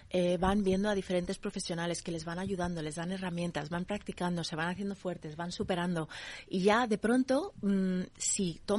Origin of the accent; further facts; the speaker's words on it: United States; Mi madre es de Minnesota. Yo me crié en Estados Unidos en muchos sitios.